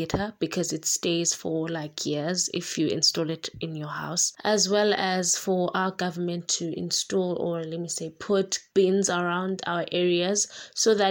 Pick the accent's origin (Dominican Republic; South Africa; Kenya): South Africa; East London, Eastern Cape; moved away; also born or lived in Khayelitsha; from Eastern Cape in East London.